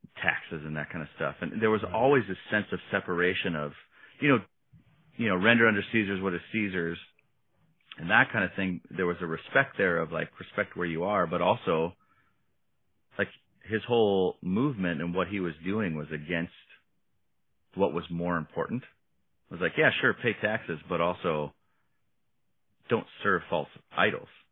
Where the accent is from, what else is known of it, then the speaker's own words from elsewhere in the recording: Oshkosh, Wisconsin, United States; now in Minneapolis, United States; to grow up where we grew up in Oshkosh